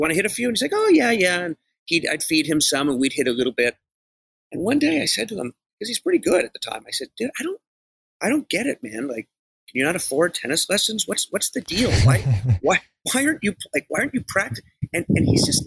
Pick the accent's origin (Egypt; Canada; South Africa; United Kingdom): Canada; now in Los Angeles, United States; I'm from Canada originally